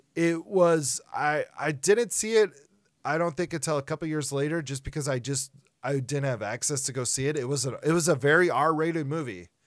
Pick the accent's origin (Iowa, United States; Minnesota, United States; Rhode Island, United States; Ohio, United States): Minnesota, United States; we're from Minnesota